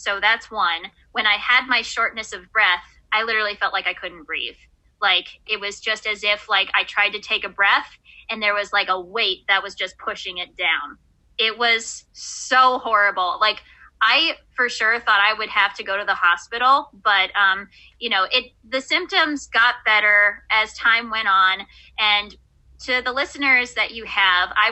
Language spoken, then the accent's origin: English; Buffalo, New York, United States; I'm from Buffalo, New York